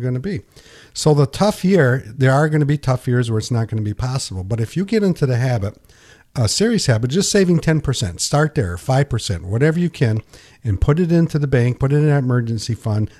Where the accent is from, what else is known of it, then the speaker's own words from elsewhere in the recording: Pinconning, Michigan, United States; when I grew up in Pinconning, I sold night crawlers